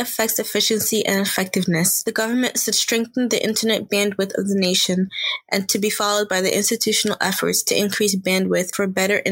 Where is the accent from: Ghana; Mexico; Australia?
Ghana; now in United States; I'm Ghanaian.